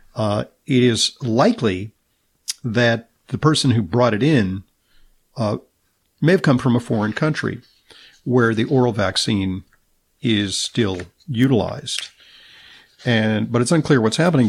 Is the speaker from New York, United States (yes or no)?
no; Southern California, United States; I'm from Southern California